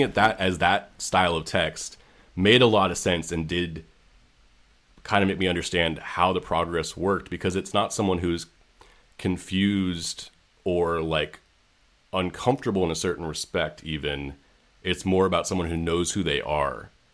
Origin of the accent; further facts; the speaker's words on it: San Francisco, California, United States; I grew up in San Francisco